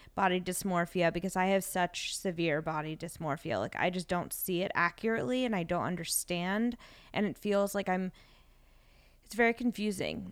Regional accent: Los Angeles, California, United States; growing up in Los Angeles

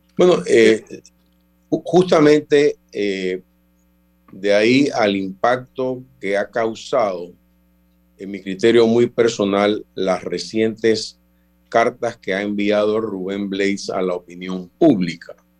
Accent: Panama; somos panameños

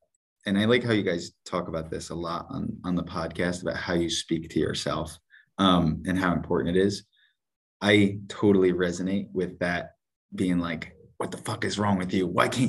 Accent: Parksville, United States; So we were living in Fishka, which is like an hour and 15, hour and 20 minutes from where we grew up in Parksville.

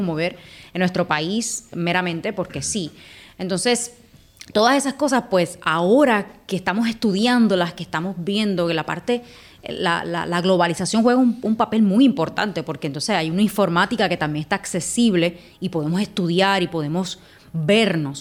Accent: Puerto Rico; nosotros como, como puertorriqueños y puertorriqueñas

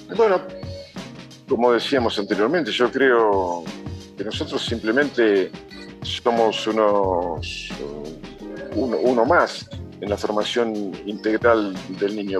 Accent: Argentina; en mi país hay dos países completamente distintos

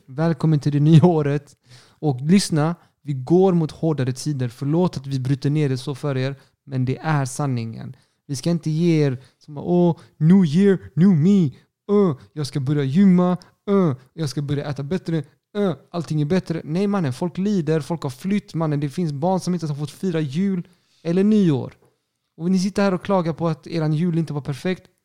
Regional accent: Sweden; also born or lived in Chile; jag är svensk

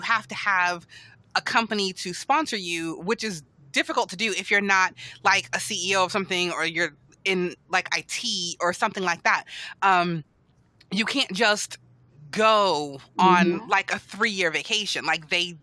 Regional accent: United States; being an American, like a reluctant American for 4 years

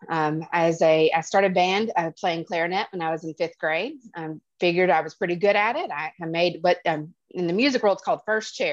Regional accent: Attalla, Alabama, United States; also born or lived in New London, Wisconsin; So I grew up um, initially in Wisconsin. I'm from New London, Wisconsin. Um, lived there until I was five. Um, our house burned down in the middle of the wintertime. And my dad said, That is enough of that. No more snow, he thought. So we uh, traversed all the way down to Attalla, Alabama

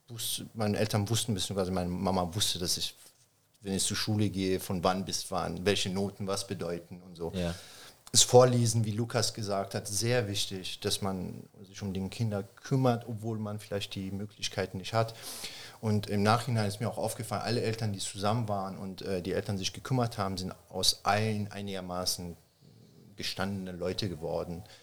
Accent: Germany; Flüchtlingscamp oder Refugee Camp oder also Landenheim, wie es damals hieß, äh, groß geworden bin.

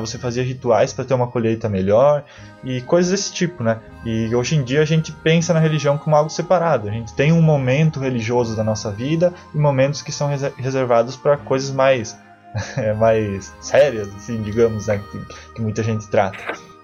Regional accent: South Region, Brazil; a gente, todos nós aqui somos do Sul

